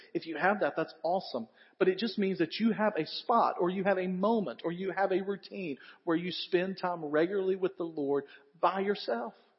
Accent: the South, United States; He knows we're all from the South

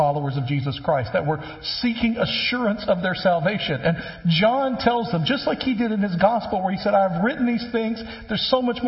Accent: West Tennessee, United States; when I was growing up, I grew up in West Tennessee

